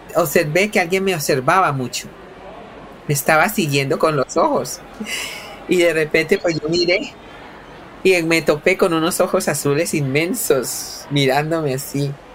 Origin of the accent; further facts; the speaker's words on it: Cali, Valle del Cauca, Colombia; moved away as an adult; buses de transporte urbano de Cali, que son buses típicos de mi ciudad en los años 90